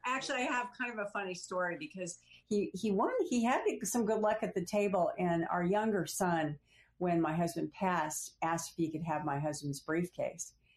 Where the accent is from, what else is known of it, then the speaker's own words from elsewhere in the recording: Phoenix, Arizona, United States; moved away as an adult; also born or lived in California / Washington; I was from Phoenix, Arizona, and although I'd gone to college in California